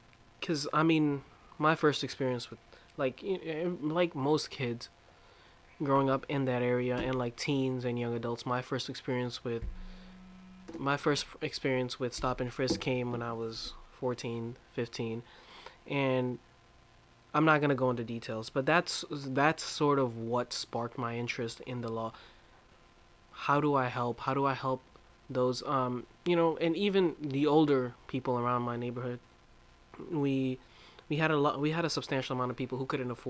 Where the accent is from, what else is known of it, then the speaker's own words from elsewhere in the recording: New York City, New York, United States; I grew up in Brownsville, Brooklyn, New York, and East New York.